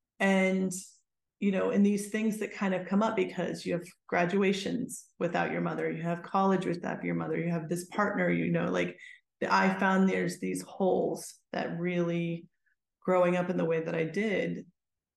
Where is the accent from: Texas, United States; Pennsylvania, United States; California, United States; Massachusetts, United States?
Pennsylvania, United States; Pittsburgh; moved away as an adult; I grew up in Pittsburgh, so I had to leave Pittsburgh